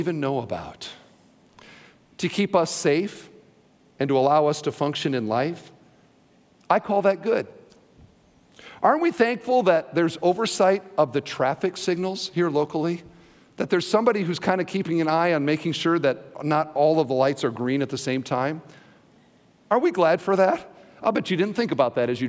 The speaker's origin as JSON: {"language": "English", "region": "Iowa", "country": "United States", "moved": "yes", "lives_now": "Indiana, United States", "said": "I'm from Iowa"}